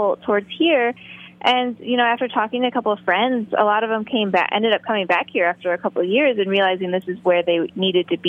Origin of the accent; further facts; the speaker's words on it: Indiana, United States; also born or lived in Bloomington, Indiana; I grew up in Indiana, which was only about an hour from Chicago